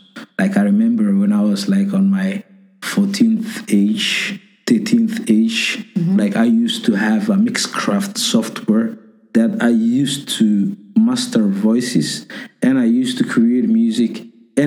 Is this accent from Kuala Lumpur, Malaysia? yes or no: yes; Kuala Lumpur, Malaysia; moved away as an adult; now in Toronto, Canada; I feel like I came from there because I've been living there almost 22 years.